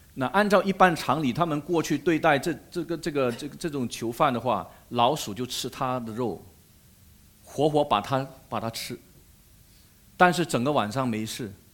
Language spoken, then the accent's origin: Chinese; Malaysia; 我是马来西亚人